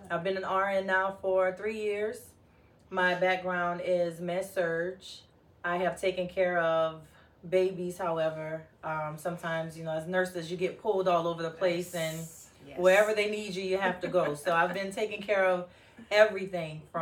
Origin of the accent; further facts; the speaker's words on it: New Orleans, Louisiana, United States; accent: New Orleans twang; I'm from the South, I'm from New Orleans. So sometimes that little New Orleans twang will come through